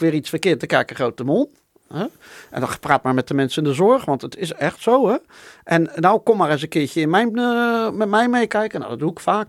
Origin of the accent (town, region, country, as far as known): Netherlands